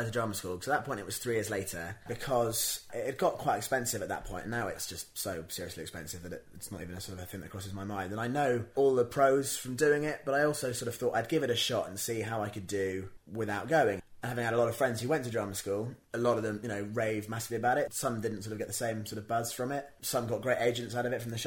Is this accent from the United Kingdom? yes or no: yes; Worcestershire, West Midlands, United Kingdom; moved away as an adult; also born or lived in Bristol; now in London, United Kingdom; I'm from Worcestershire, and there's not an awful lot of work in Worcestershire